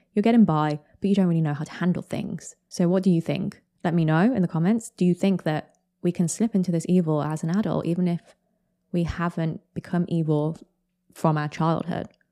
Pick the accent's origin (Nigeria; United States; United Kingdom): United Kingdom; I'm British